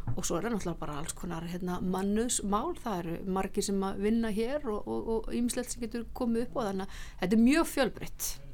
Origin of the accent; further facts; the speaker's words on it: Akureyri, Northeastern Region, Iceland; now in Reykjavík, Iceland; ég er náttúrulega frá Akureyri og þó að ég sé búin að búa lengi enna hérna í, í bænum þá fer bara Akureyringurinn ekkert úr manni